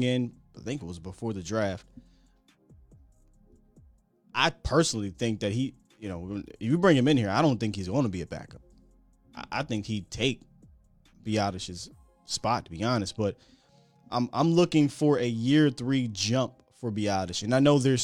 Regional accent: Harrisburg, Pennsylvania, United States; moved away; I'm from Harrisburg.

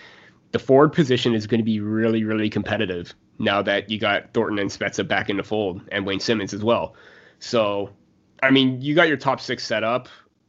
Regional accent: Canada; Especially as a Canadian, hockey connection and everything like that.

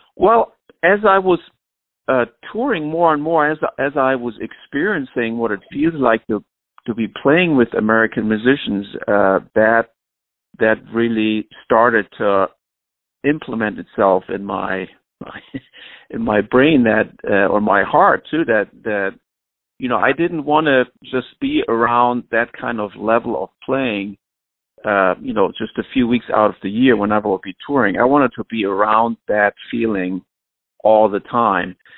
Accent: Flensburg, Schleswig-Holstein, Germany; moved away as an adult; now in New York, United States; my hometown orchestra in Flensburg

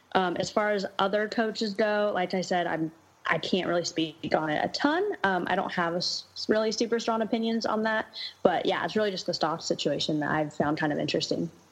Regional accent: Portland, Oregon, United States; I was born and raised in Portland

